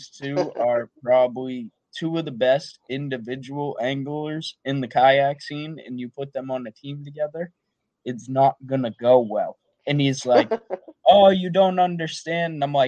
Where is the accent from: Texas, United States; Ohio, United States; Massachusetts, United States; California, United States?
Massachusetts, United States; accent: Boston; my Boston accent only really comes out when I'm angry.